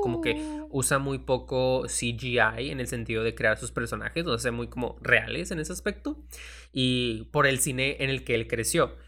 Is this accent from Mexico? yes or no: yes; Mexico; como mexicanos